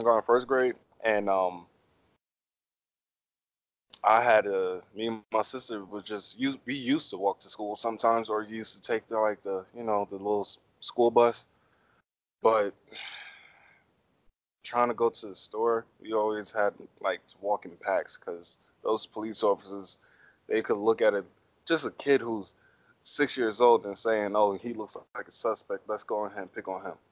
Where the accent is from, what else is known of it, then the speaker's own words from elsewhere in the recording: New York, United States; growing up in New York was real tough around that time